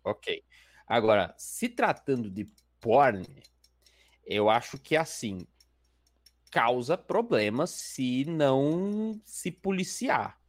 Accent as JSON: {"language": "Portuguese", "area": "Baixada Santista", "region": "São Paulo", "country": "Brazil", "said": "eu também sou da Baixada"}